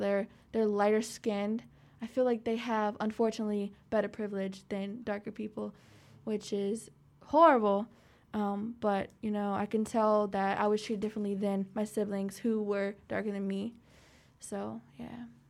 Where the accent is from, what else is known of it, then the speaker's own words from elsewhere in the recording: Petersburg, Virginia, United States; I grew up in Petersburg